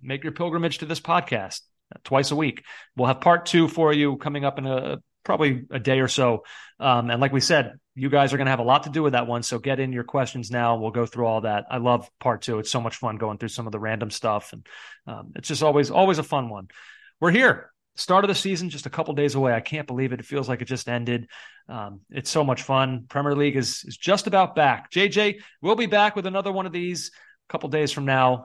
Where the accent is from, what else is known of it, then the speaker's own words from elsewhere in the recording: United States; as an American fan